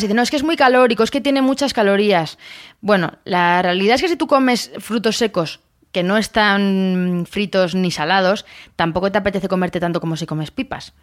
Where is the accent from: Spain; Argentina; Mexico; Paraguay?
Spain; Castilla-La Mancha; de mi tierra, que soy manchega